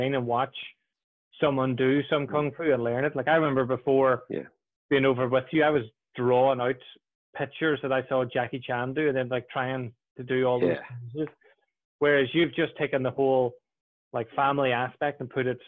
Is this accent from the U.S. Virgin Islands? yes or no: no; Ireland; I'm some Irish guy in the middle of Brighton